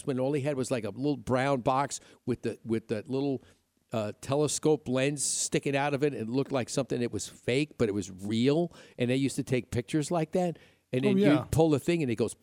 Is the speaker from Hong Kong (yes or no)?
no; Upstate New York, United States; moved away; also born or lived in Midwest; growing up in New York, you had hills and trees and mountains